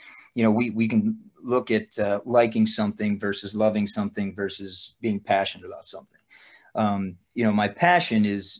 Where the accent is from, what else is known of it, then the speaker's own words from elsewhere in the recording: Lock Haven, Pennsylvania, United States; my hometown of Lock Haven, Pennsylvania.